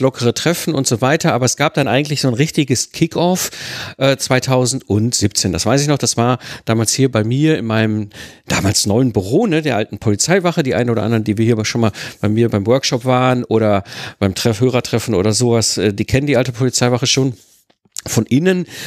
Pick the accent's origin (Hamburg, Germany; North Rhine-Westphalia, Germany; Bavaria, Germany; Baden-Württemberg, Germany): North Rhine-Westphalia, Germany; Ruhr area; now in Rheidt, Germany; ich kenne keinen Karneval, ich komme aus dem Ruhrpott, da hatten wir keinen Karneval